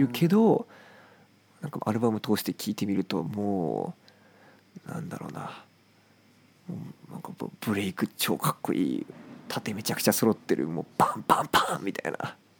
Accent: Japan; やっぱ日本に生まれたからねやっぱ母国語で表現したいしね

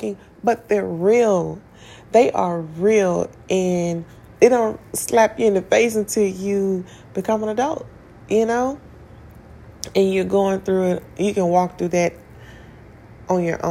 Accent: Tennessee, United States; I grew up in Tennessee

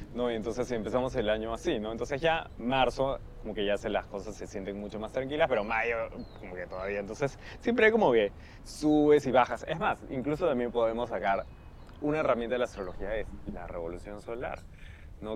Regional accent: Peru

